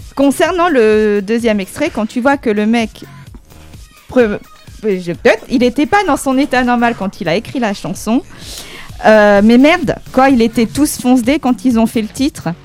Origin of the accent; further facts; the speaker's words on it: the North, France; moved away; je suis du Nord